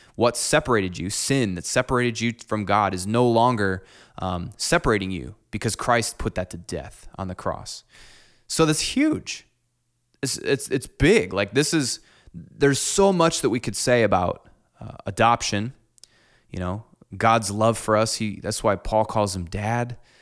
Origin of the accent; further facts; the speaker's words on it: Clinton, United States; I'm the fourth generation to grow up in my church that I, that I grew up in here in Clinton.